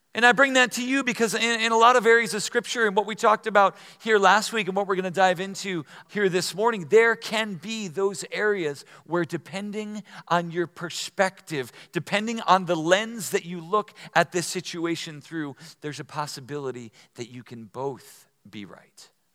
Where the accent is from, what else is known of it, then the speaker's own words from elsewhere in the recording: New Jersey, United States; when I was in about third or fourth grade, growing up in New Jersey